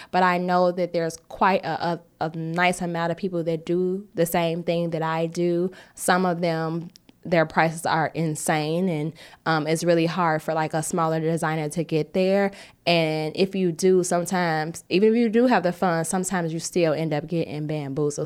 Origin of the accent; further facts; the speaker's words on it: United States; us as American designers